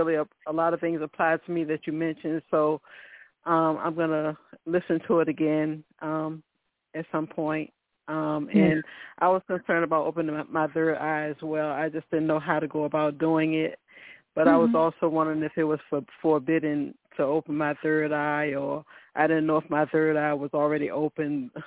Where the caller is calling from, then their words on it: Virginia, United States; I'm calling from Virginia.